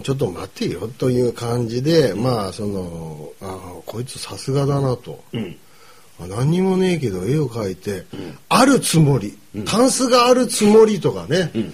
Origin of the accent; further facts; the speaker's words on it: Kumamoto, Japan; 僕ら熊本